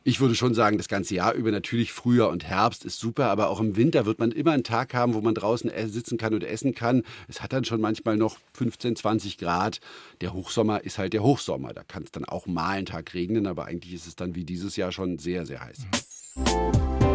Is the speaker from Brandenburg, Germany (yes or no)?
yes; Brandenburg, Germany; auf dem Land bei uns in Brandenburg